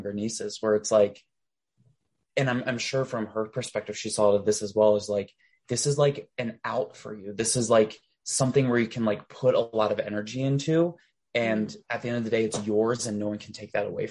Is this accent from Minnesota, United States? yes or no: no; Delaware, United States; moved away as an adult; now I live back in Delaware for a very brief stint.